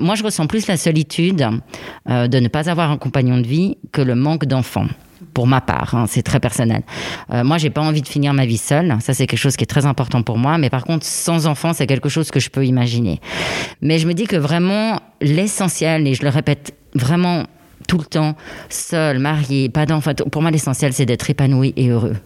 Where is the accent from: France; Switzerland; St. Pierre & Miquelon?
Switzerland; also born or lived in Italy; je suis suisse et italienne